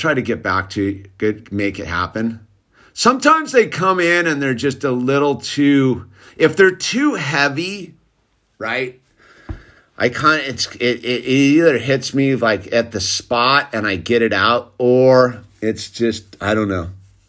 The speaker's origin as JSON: {"language": "English", "country": "New Zealand", "said": "I'm from New Zealand, so I'm probably fake."}